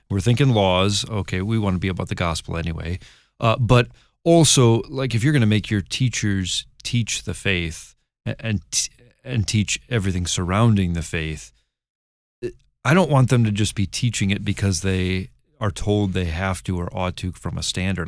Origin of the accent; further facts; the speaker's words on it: Michigan, United States; I'm from Michigan